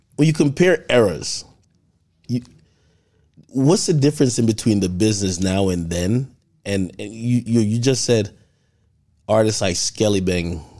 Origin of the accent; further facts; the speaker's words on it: Jamaica; now in United States; growing up in Jamaica